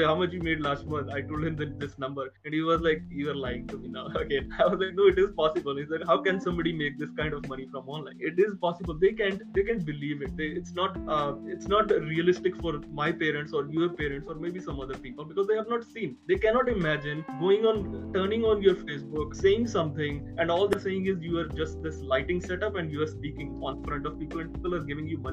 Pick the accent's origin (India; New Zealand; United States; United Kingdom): India; being an Indian